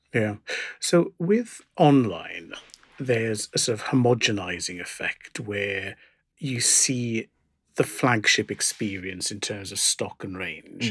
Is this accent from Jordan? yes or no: no; South Wales, United Kingdom; growing up in South Wales where we go to Cardiff